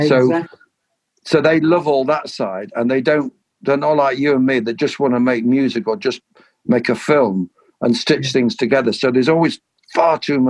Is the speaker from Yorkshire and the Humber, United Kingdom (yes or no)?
yes; Sheffield, Yorkshire and the Humber, United Kingdom; I grew up in Sheffield